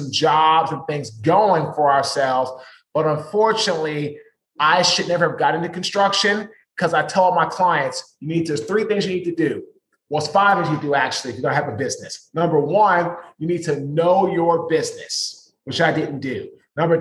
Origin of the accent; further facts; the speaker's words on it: Washington, District of Columbia, United States; now in Raleigh, United States; I'm from Washington, D.C. I currently live in North Carolina, right outside of Raleigh